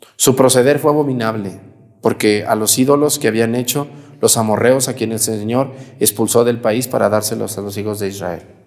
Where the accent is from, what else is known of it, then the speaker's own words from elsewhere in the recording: Mexico; moved away; Cuando yo voy a mi pueblo allá en Mestigacán, yo llego a la casa de mis abuelos que ya no viven, donde yo crecí